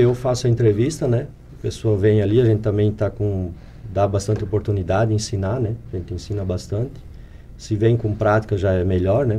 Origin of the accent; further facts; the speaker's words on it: Presidente Getúlio, Santa Catarina, Brazil; Nasci, criei ali no Ribeirão Tucano